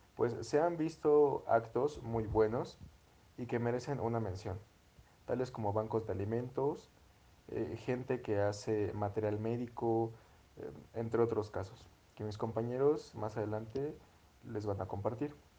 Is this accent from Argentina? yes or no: no; Mexico; nuestro país, nuestro querido México